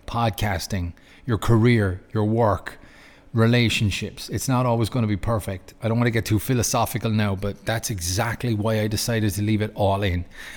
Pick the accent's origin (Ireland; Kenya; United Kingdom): Ireland; moved away as an adult; now in Lucerne, Switzerland; I'm from Ireland, but I moved to Switzerland 2012.